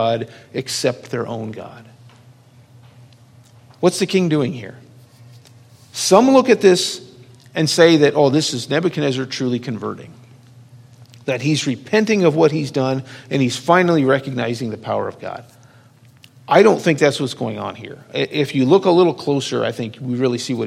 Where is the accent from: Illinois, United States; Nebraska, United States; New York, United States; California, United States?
Nebraska, United States; Lincoln; growing up in Lincoln